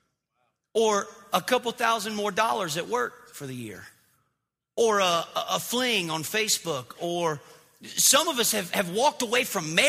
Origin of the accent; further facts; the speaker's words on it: the South, United States; growing up in the South